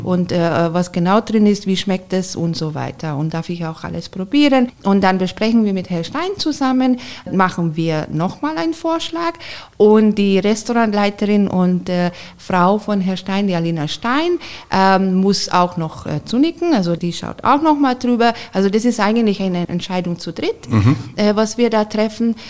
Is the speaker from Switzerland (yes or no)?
no; Hungary; German is a second language; moved away as an adult; also born or lived in Garmisch-Partenkirchen, Germany; now in Germany; ich bin äh, gebürtige Ungarin